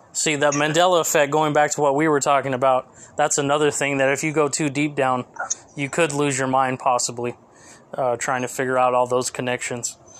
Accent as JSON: {"language": "English", "town": "Fresno", "region": "California", "country": "United States", "tie": "born or raised there", "said": "my hometown AAA team, the Fresno"}